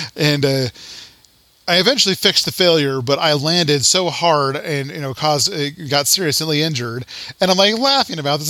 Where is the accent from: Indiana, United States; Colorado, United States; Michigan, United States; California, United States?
Colorado, United States; I'm you know from Colorado